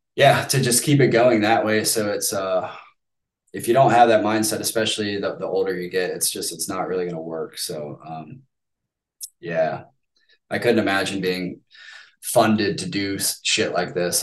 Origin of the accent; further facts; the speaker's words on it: United States; as an American